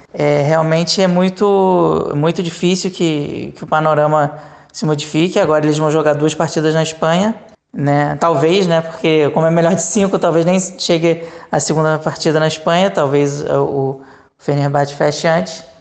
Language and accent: Portuguese; Brazil; moved away; como brasileiro